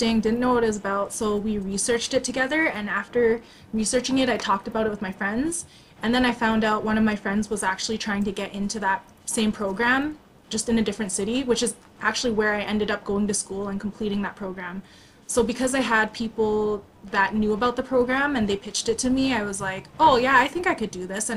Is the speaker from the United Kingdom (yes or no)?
no; Canada; I was born in Canada